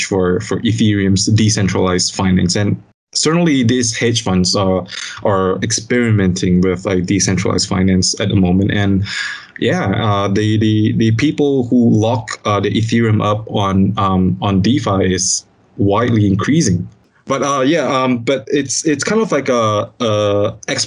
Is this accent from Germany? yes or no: no; Malaysia; as a Malaysian